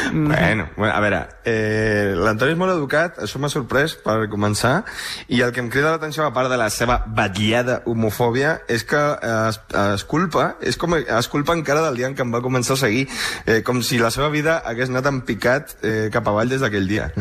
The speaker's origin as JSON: {"language": "Catalan", "country": "Uruguay", "moved": "yes", "lives_now": "Madrid, Spain", "said": "jo soc d'Uruguai"}